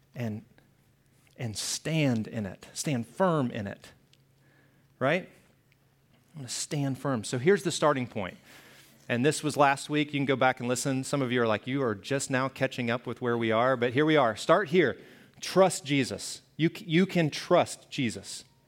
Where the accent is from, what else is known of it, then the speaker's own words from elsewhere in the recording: the South, United States; moved away; I grew up in the South